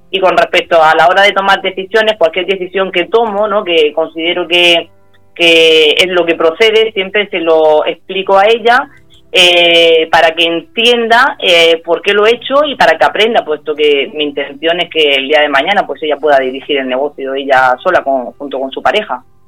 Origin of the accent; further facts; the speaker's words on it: Abanilla, Region of Murcia, Spain; somos nosotros los de Avanilla